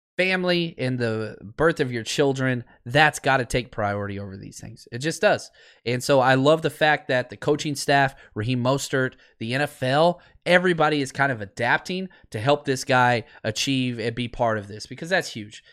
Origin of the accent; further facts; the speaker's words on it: Dallas, Texas, United States; now in California, United States; being born and raised in Dallas